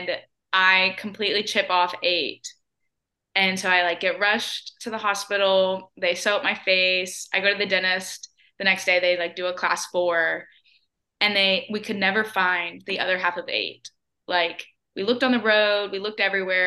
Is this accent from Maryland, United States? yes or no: no; Spring Hill, Tennessee, United States; moved away as an adult; also born or lived in Mississippi; now in Birmingham, United States; I'm originally from Spring Hill, Tennessee